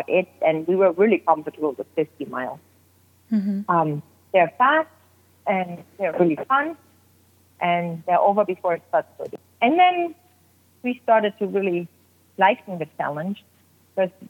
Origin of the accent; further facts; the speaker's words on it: Germany; moved away as an adult; now in Oregon, United States; I grew up in Germany